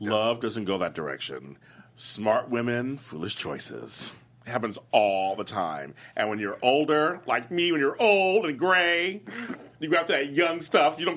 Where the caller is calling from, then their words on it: Texas, United States; It's me, … from Texas.